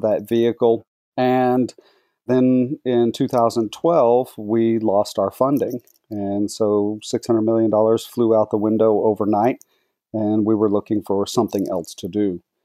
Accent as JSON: {"language": "English", "area": "Dallas-Fort Worth Metroplex", "region": "Texas", "country": "United States", "tie": "born or raised there", "said": "I was born and raised in Texas, grew up in the Dallas-Fort Worth Metroplex"}